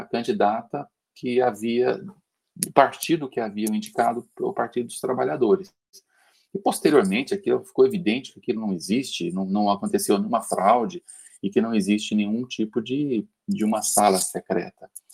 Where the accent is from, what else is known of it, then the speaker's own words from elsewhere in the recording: Uberlândia, Minas Gerais, Brazil; now in São Paulo, Brazil; eu sou de Uberlândia, né? moro em São Paulo, mas eu sou de Uberlândia, e lá tinha alguns amigos que participavam da eleição e contratava a gente como adolescente